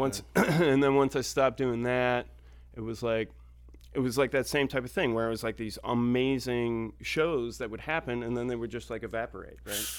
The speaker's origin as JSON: {"language": "English", "town": "Orchard Park", "region": "New York", "country": "United States", "tie": "born or raised there", "also_born_or_lived": "Ithaca, New York", "moved": "yes", "said": "I grew up in Orchard Park"}